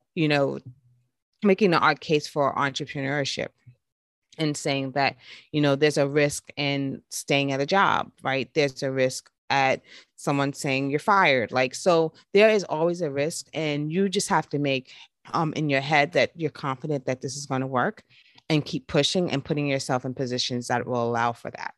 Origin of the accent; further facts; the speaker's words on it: New York, United States; me growing up in New York